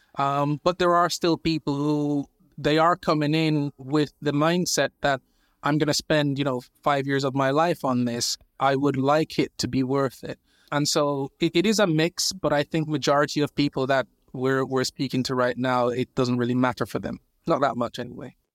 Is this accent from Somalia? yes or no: no; Jamaica; now in United Kingdom; I was born in Jamaica. I've been in the U K, I think, now maybe fifteen years or so.